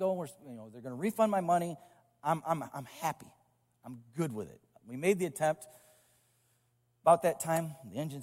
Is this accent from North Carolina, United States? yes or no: no; Brooklyn, Michigan, United States; Me and this guy are both from the same town. There's more people that can fit in a sanctuary that live in the town that I'm from